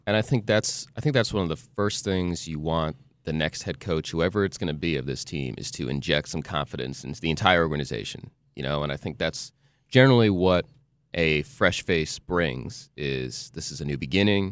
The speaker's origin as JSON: {"language": "English", "region": "New Jersey", "country": "United States", "tie": "born or raised there", "said": "growing up in Jersey"}